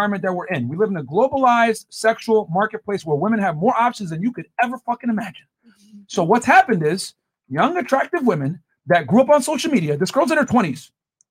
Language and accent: English; Connecticut, United States; I'm from Connecticut